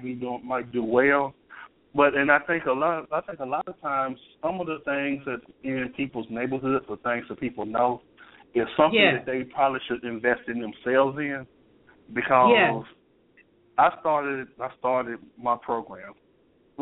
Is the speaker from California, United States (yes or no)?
no; Memphis, Tennessee, United States; I'm from Memphis, Tennessee